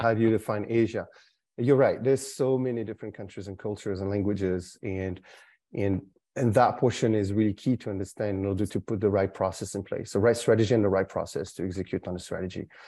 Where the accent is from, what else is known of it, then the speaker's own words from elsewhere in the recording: France; also born or lived in Canada; now in Singapore; was born in France, but lived sixteen years in Canada